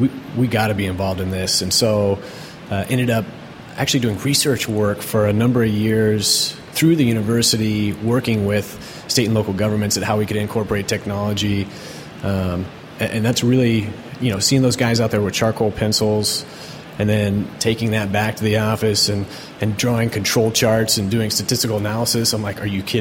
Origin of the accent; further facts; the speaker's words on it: Seattle, Washington, United States; from the Seattle area